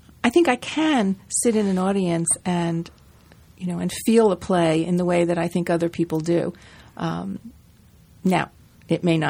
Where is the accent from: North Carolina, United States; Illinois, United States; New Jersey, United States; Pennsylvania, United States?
New Jersey, United States; growing up in New Jersey with my family